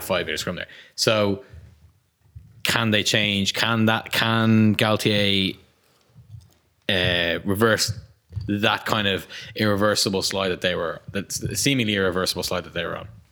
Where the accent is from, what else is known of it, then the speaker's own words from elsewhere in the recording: Ireland; Irish fans of a certain vintage